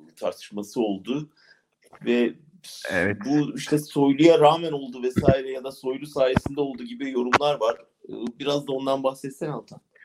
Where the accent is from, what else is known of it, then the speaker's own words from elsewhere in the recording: Ankara, Turkey; ben de doğrusu bir Ankaralı olarak